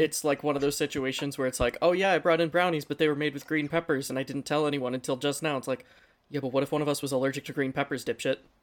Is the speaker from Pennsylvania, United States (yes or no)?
yes; Pennsylvania, United States; we're all from Pennsylvania.